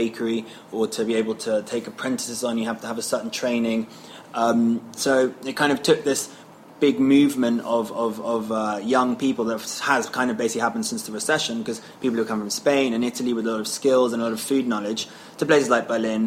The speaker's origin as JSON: {"language": "English", "region": "London", "country": "United Kingdom", "tie": "born or raised there", "said": "I was born and raised in London."}